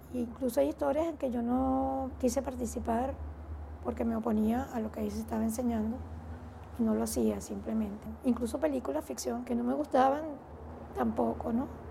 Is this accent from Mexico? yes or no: no; Venezuela; also born or lived in Mérida, Venezuela